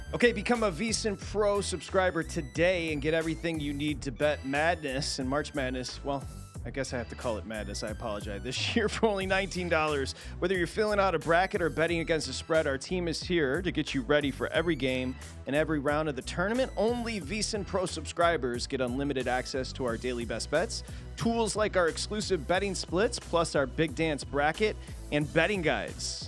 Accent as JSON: {"language": "English", "region": "Michigan", "country": "United States", "tie": "born or raised there", "said": "born and raised in Michigan"}